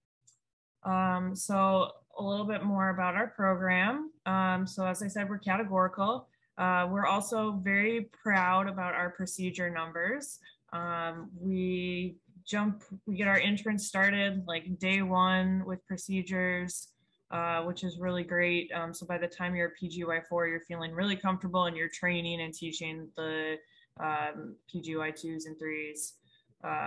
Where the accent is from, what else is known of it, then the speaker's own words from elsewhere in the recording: Montana, United States; moved away as an adult; also born or lived in Chicago; now in New Orleans, United States; I'm originally from Montana, and then I did med school in Chicago, and I made my way down here.